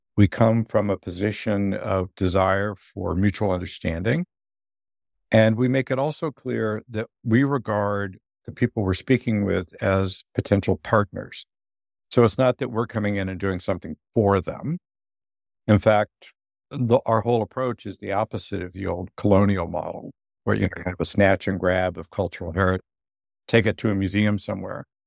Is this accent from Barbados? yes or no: no; United States; I'm an American